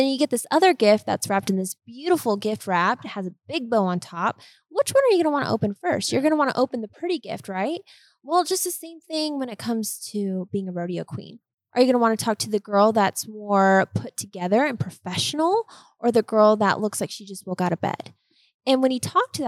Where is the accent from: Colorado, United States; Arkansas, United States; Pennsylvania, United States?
Colorado, United States; I'm from Colorado, but I am the least Coloradan gal you will find